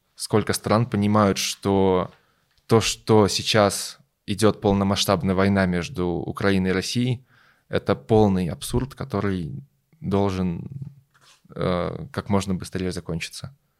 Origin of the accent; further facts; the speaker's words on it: Belarus; moved away as an adult; now in Germany; Я родился и вырос в Беларуси